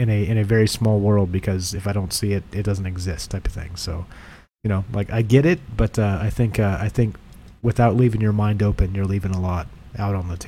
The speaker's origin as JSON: {"language": "English", "area": "near Mount Shasta", "region": "California", "country": "United States", "tie": "born or raised there", "said": "I spent a lot of time growing up near Mount Shasta"}